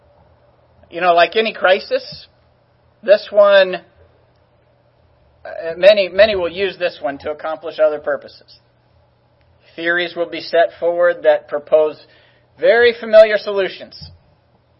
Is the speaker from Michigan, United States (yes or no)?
no; California, United States; I was from California